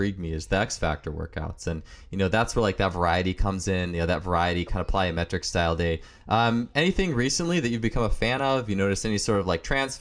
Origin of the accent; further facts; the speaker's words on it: Wisconsin, United States; I'm from Wisconsin